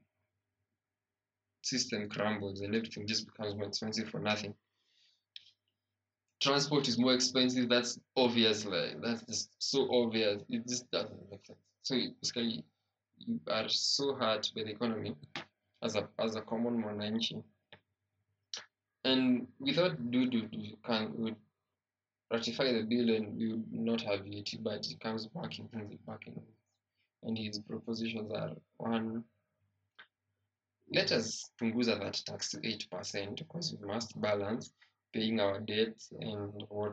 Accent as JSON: {"language": "English", "country": "Kenya", "said": "as a Kenyan"}